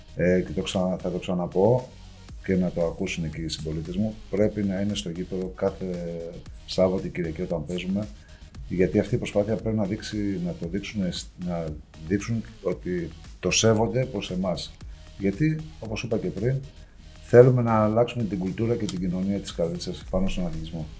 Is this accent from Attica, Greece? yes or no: no; Karditsa, Thessaly, Greece; moved away